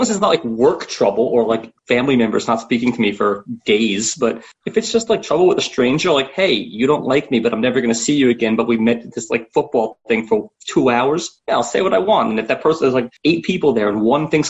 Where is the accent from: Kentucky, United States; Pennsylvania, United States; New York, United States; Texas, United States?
New York, United States; I'm born and raised in New York.